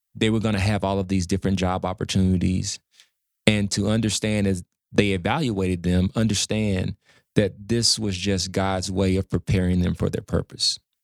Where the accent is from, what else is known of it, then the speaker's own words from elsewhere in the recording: Dallas, Texas, United States; Dallas, Oak Cliff